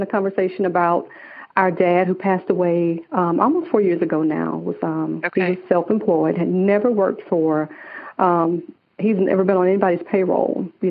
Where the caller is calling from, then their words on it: Atlanta, Georgia, United States; I am calling from Atlanta, Georgia.